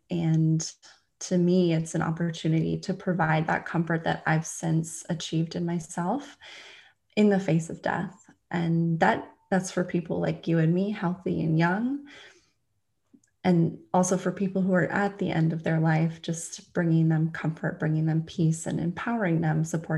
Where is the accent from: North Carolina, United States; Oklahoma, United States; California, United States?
California, United States; also born or lived in London; now in Florida, United States; Currently I'm in Florida. Originally, I'm from California. I've lived all over the US and I've lived in Asia. I was living in London.